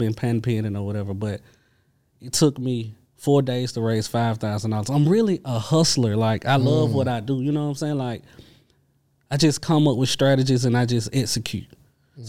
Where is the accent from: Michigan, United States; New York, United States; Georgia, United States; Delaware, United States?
Georgia, United States; LaGrange; because I'm from LaGrange, Georgia.